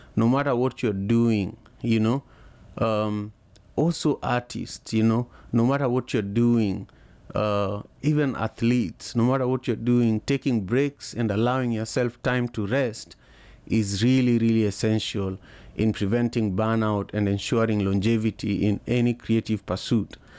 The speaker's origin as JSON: {"language": "English", "town": "Kisumu", "region": "Kisumu County", "country": "Kenya", "moved": "yes", "lives_now": "Seattle, United States", "said": "I am in Seattle, Washington, but I am from Kisumu, Kenya originally."}